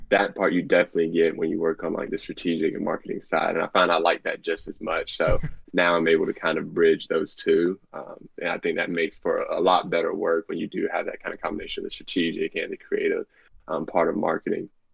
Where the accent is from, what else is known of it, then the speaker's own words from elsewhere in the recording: Bailey, North Carolina, United States; I'm from Bailey, North Carolina